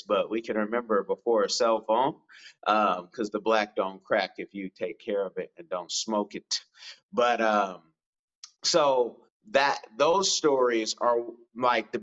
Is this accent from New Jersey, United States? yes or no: no; Oakland, California, United States; I'm from Oakland, California, but I have a very privileged background.